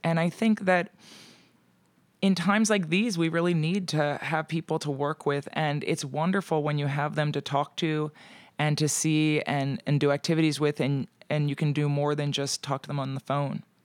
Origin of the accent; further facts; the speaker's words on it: Pennsylvania, United States; moved away; I also have to go home to Pennsylvania during the holidays